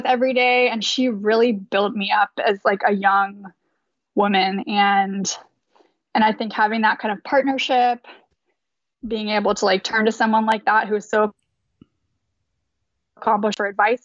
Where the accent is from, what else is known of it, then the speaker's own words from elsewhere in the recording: Davis, California, United States; moved away; I grew up in Davis, California, and it's a really active place